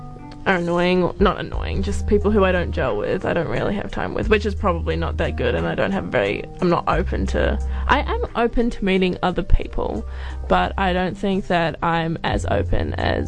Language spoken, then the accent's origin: English; Auckland, New Zealand; born there; also born or lived in Singapore / Australia; But I've lived in Australia as well, and I was born in Auckland.